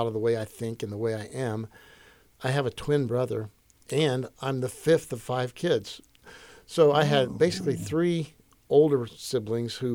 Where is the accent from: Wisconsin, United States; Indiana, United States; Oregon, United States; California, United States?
Indiana, United States; Yorktown; I'm from Indiana. I'm from all around Indiana